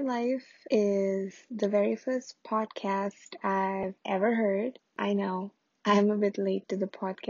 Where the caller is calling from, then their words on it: Michigan, United States; Hi, Ingrid. … I'm from Michigan.